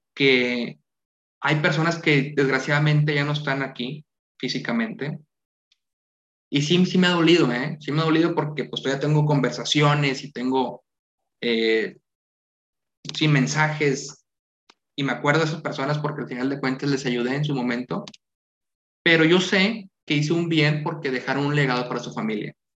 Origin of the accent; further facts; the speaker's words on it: Santiago, Nuevo León, Mexico; soy de Santiago, del pueblo mágico